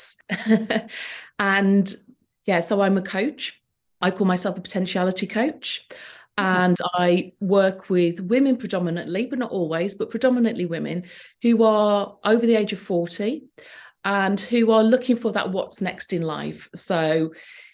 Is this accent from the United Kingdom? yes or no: yes; Wolverhampton, West Midlands, United Kingdom; Wolverhampton, mm-hmm. my hometown